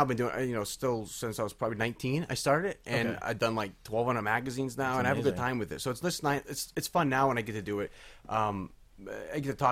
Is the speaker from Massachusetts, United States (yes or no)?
yes; Cape Cod, Massachusetts, United States; I grew up in Cape Cod, so we were really kind of grew up on the Kennedys.